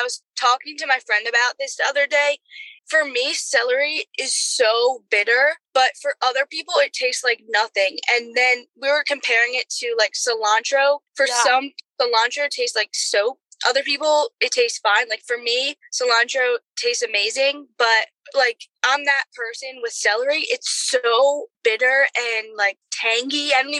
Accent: Philadelphia, Pennsylvania, United States; Because I'm from Philly, honey.

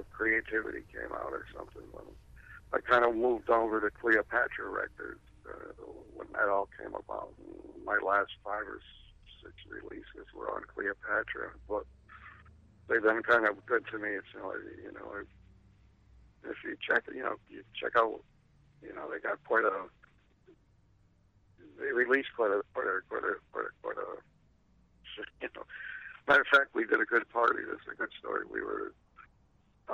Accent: Endicott, New York, United States; now in San Diego, United States; my hometown of Endicott

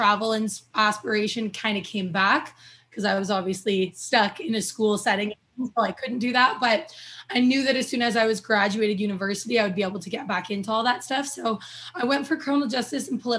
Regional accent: Toronto, Ontario, Canada; moved away as an adult; also born or lived in Alberta; I'm originally from Toronto, Ontario

